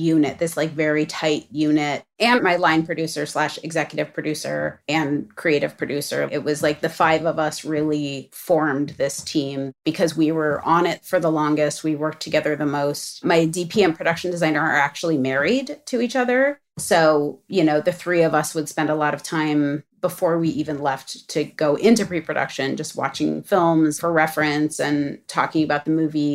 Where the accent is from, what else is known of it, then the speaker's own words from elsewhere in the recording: Los Angeles, California, United States; growing up in Los Angeles